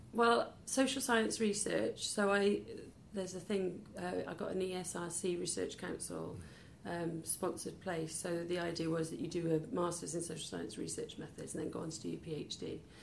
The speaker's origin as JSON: {"language": "English", "town": "Peterston-super-Ely", "region": "Wales", "country": "United Kingdom", "tie": "born or raised there", "also_born_or_lived": "Pontyclun / Miskin / Bristol", "lives_now": "Cardiff, United Kingdom", "said": "grew up then about eight miles out of Cardiff in a little village called Peterston"}